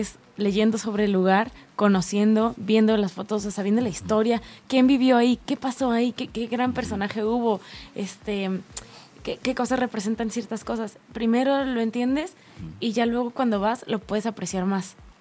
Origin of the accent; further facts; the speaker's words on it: Tijuana, Baja California, Mexico; Donde yo crecí en Tijuana, o sea, hay mar.